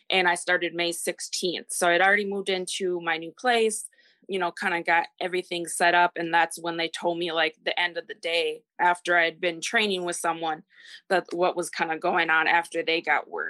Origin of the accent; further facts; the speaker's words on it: Minnesota, United States; also born or lived in Texas; I am from Minnesota, and I am 33.